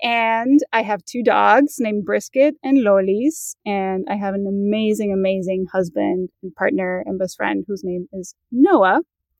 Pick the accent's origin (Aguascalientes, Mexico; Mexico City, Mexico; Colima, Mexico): Mexico City, Mexico; also born or lived in New York; And I'm also originally from Mexico. I was born in Mexico City and grew up all throughout Mexico. My mom is American, so I grew up speaking both English and Spanish.